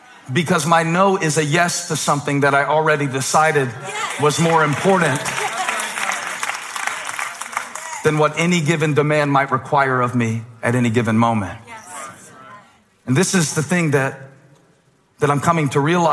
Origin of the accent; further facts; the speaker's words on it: Moncks Corner, South Carolina, United States; now in Charlotte, United States; growing up in Monk's Corner